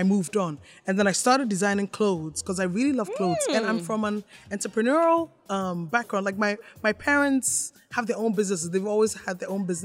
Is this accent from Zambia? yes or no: no; Ghana; moved away as an adult; also born or lived in Canada; I'm Ghanaian